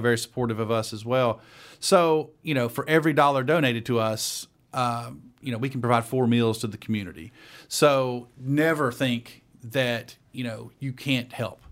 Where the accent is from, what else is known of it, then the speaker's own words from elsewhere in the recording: Dalton, Georgia, United States; moved away as an adult; now in Atlanta, United States; I am originally from Dalton, Georgia, North Georgia